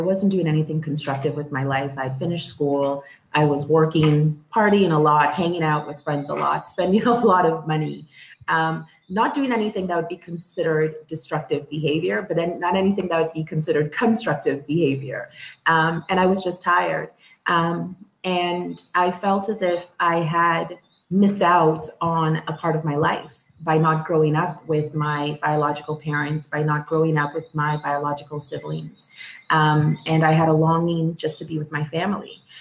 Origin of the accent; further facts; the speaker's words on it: Toronto, Ontario, Canada; also born or lived in Dominica / Scarborough, Toronto; I grew up in Toronto in uh, Etobicoke, um, the west end of Toronto